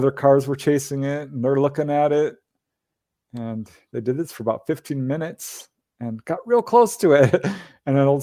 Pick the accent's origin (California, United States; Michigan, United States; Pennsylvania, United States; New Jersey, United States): California, United States; Los Angeles; I am a bookkeeper from Reseda, California, former bookkeeper